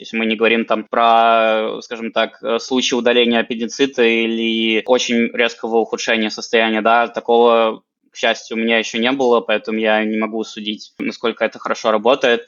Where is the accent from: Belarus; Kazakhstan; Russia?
Russia; Penza, Penza Oblast; moved away as an adult; now in Berlin, Germany; я сам из города Пензы, и я переехал из Пензы напрямую в Берлин